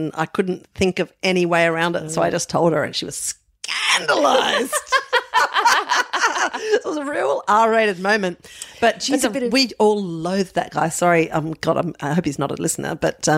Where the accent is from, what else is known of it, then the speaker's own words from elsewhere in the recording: Adelaide, South Australia, Australia; moved away; I was brought up in Adelaide.